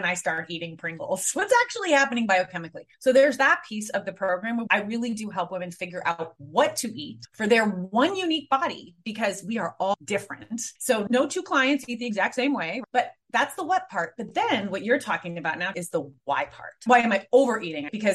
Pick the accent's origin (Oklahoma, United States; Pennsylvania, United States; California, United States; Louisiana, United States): California, United States; San Francisco; also born or lived in Spain; I was raised in San Francisco